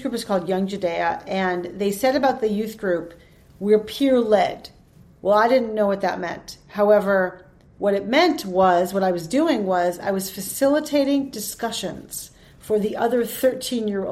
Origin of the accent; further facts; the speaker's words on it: Holliston, Massachusetts, United States; I was born in Holliston, Mass, which is the town next door to Hopkinton